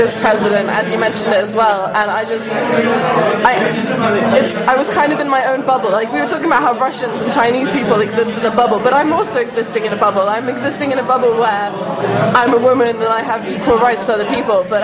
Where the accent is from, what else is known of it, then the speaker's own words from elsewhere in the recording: Brussels, Brussels-Capital Region, Belgium; I grew up in Brussels, which is quite a open-minded place